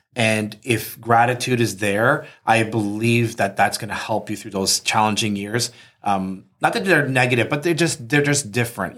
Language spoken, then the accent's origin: English; Canada; we're from Canada